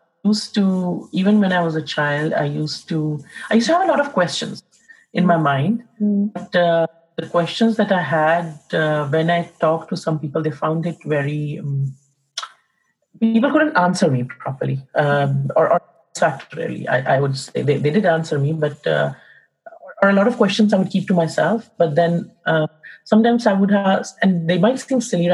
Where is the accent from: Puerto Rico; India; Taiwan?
India; also born or lived in England; now in Canada; I was born in India in a Hindu family, and I've lived in India. I lived in England for a bit, and now I'm in Canada at the moment.